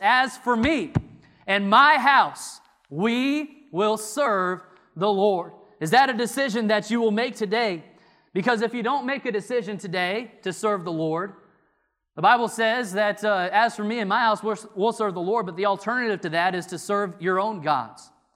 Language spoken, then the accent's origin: English; Illinois, United States; moved away as an adult; now in North Carolina, United States; I'm from Illinois.